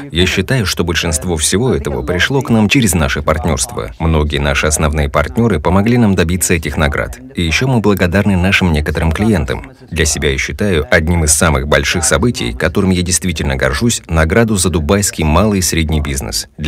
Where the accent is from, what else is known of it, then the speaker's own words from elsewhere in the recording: Germany; now in Dubai, United Arab Emirates; Я немец